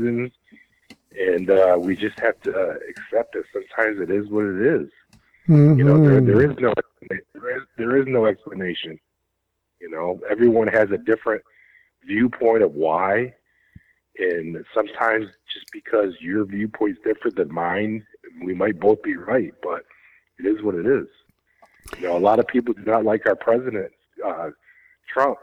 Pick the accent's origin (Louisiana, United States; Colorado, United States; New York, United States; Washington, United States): New York, United States; I'm from New York, sir